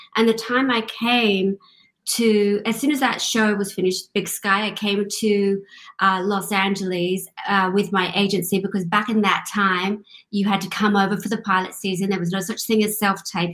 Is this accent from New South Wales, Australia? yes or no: yes; Sydney, New South Wales, Australia; moved away; also born or lived in London / Glasgow, Scotland; Originally, I'm from Australia grew up in uh, grew up in Australia, Sydney, Australia